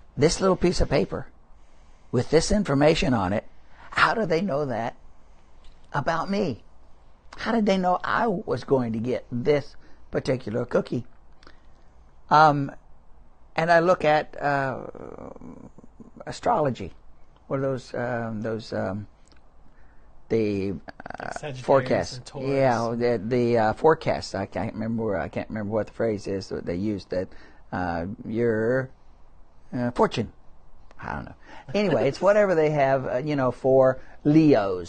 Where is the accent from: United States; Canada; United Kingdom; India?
United States; Midwest; moved away; also born or lived in New Orleans; I didn't eat anything other than meat and potatoes. growing up in the Midwest